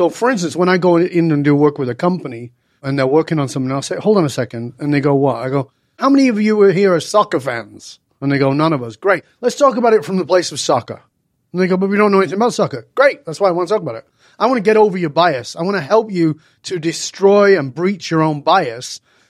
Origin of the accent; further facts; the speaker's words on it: Manchester, North West England, United Kingdom; moved away as an adult; And the other thing that fed it to me was that I grew up in Northern England. I didn't speak the way I speak now. You know, I've lived in many different countries. I've been away from the UK for more than 40 years.